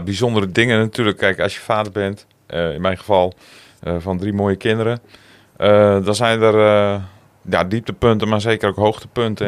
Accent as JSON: {"language": "Dutch", "town": "Zandeweer", "region": "Groningen", "country": "Netherlands", "tie": "born or raised there", "also_born_or_lived": "Appingedam / Roden", "accent": "Gronings", "moved": "as an adult", "lives_now": "Assen, Netherlands", "said": "Geboren in Appingedam, getogen in Zanderweer"}